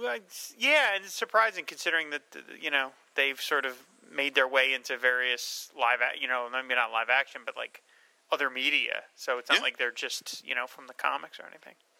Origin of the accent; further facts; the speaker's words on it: New Jersey, United States; I'm from New Jersey